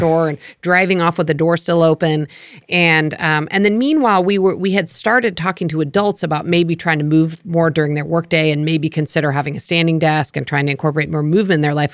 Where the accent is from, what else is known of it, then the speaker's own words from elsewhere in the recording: Colorado, United States; moved away; I grew up in Colorado in a snowy climate